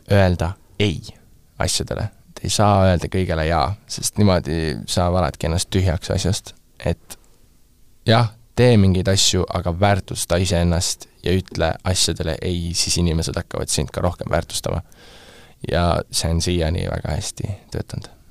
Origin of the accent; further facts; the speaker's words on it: Estonia; ma olen äh, Eestist pärit produtsent